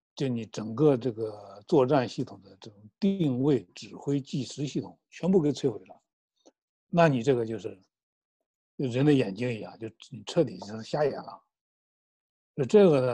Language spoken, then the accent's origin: Chinese; China; 我们中国人